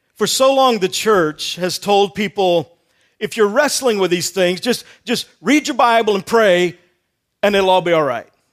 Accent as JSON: {"language": "English", "region": "Texas", "country": "United States", "tie": "born or raised there", "said": "I grew up in Texas"}